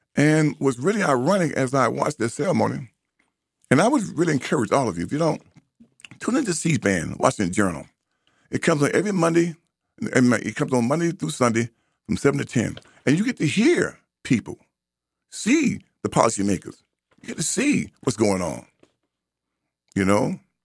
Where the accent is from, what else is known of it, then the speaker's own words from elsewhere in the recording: United States; I am an American, and I claim that. That's my birthright.